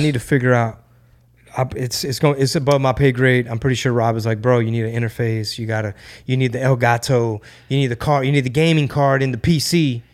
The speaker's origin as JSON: {"language": "English", "town": "Houston", "region": "Texas", "country": "United States", "tie": "born or raised there", "said": "Houston, Texas, my number one market, my home base, my, my hometown"}